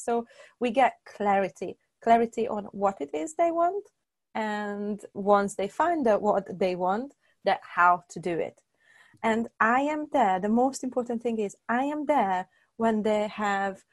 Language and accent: English; Hungary; moved away as an adult; also born or lived in United Kingdom; I was born and raised in Hungary. Then in 2005, I moved to the UK